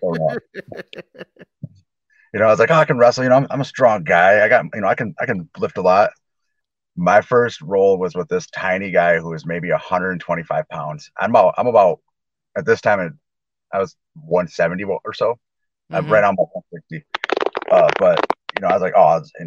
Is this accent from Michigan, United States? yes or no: yes; Allegan, Michigan, United States; also born or lived in Grand Rapids, Michigan / Kalamazoo, Michigan; here in Allegan, Michigan, a little farm town that I grew up